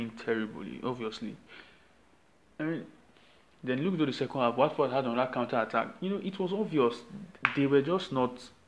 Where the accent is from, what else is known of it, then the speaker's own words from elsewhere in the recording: Nigeria; I am the Nigerian sports fan